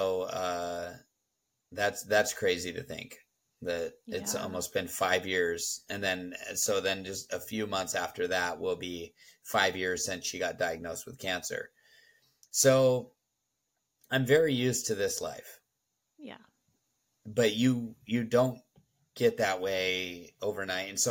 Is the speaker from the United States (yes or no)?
yes; Southern California, United States; moved away as an adult; 37 years I lived in Southern California